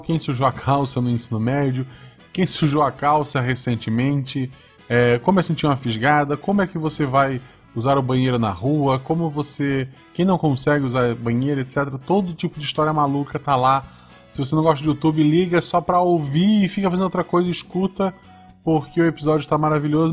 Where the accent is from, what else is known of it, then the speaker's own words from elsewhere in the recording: Florianópolis, Santa Catarina, Brazil; moved away as an adult; now in Gaspar, Brazil; eu sou de Florianópolis